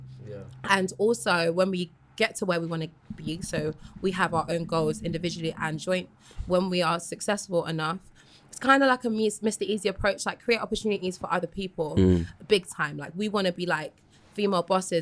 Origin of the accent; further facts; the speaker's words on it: London, United Kingdom; I was born and raised in London